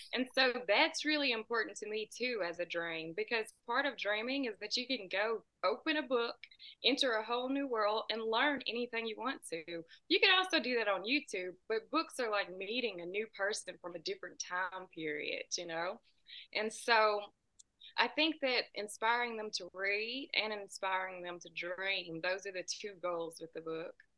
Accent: United States; I'm about two hours south of Nashville

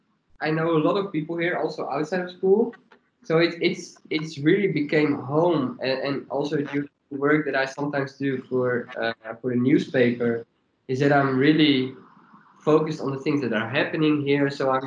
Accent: Leeuwarden, Friesland, Netherlands; it's my hometown, and I feel really, I feel chill in the city.

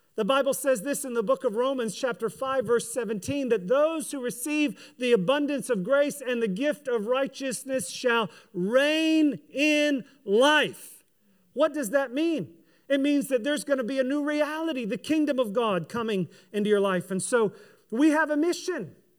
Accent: United States; I'm a kingdom person who is an American as well

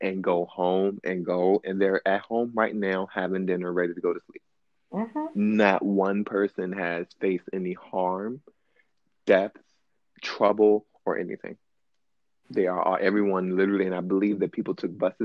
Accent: East Coast, United States; I'm from the East Coast now

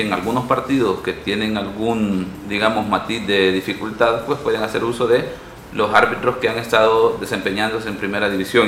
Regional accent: San Miguel, El Salvador; also born or lived in San Salvador; nací en San Salvador, pero por cuestiones allá de los 80 de, la situación social del país, pues nos tuvimos que, que mover a San Miguel

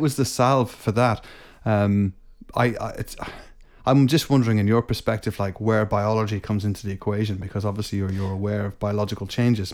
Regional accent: Scotland, United Kingdom; moved away; I was born in Scotland

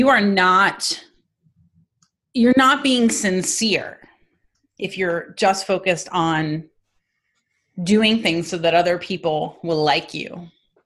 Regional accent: East Coast, United States; moved away; also born or lived in New Jersey; We're from the East Coast

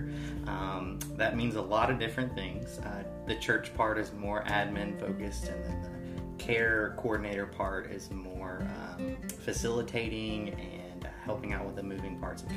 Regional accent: Columbus, Georgia, United States; moved away as an adult; now in Brevard, United States; I am originally from Columbus, Georgia.

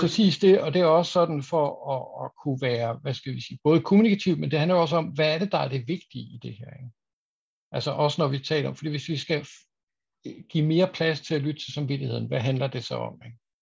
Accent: Aarhus, Central Denmark Region, Denmark; now in Copenhagen, Denmark; jeg er også en gammel Aarhus-dreng

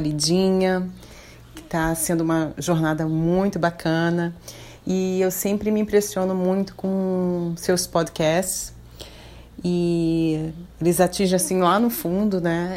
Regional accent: Rio de Janeiro, Brazil; now in Florianópolis, Brazil; Eu sou carioca, estou morando aqui em Florianópolis

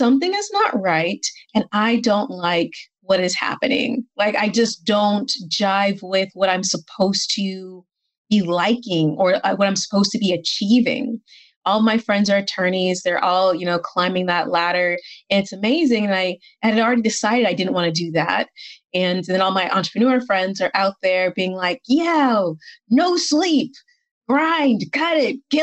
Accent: Atlanta, Georgia, United States; moved away as an adult; also born or lived in Barcelona, Spain; now in Valencia, Spain; I'm originally from Atlanta, currently based in Valencia, sometimes Barcelona

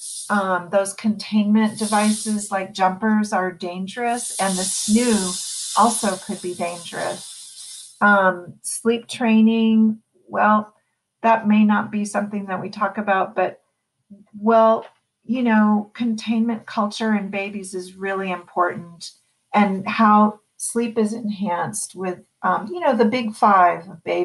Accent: East Coast, United States; moved away as an adult; now in San Francisco, United States; I'm from the East Coast originally. I lived in San Francisco for 28 years now.

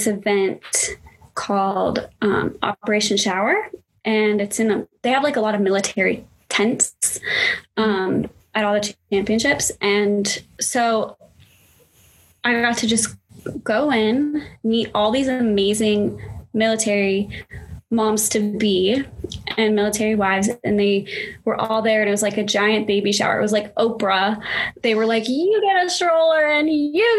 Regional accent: Arizona, United States; I grew up in Arizona

